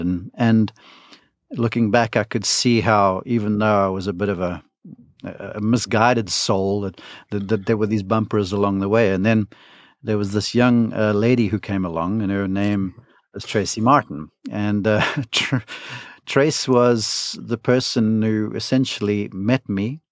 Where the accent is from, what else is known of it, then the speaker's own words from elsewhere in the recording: South Africa; moved away as an adult; now in Columbus, United States; I'm from South Africa, um, grew up there, uh, came over to college in the United States to Columbus, Georgia